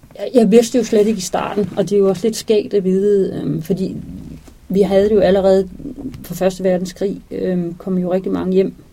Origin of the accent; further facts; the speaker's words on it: Denmark; vi her hjemme i Danmark